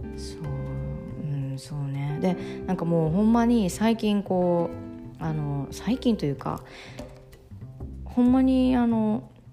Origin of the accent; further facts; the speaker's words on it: Ehime, Japan; 私愛媛出身